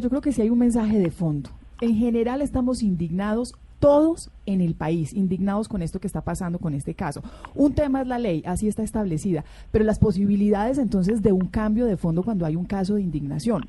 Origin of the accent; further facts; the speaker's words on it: Antioquia, Colombia; yo soy antioqueña